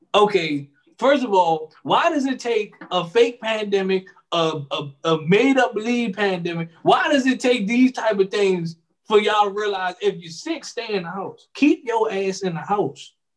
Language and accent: English; United States; us as American people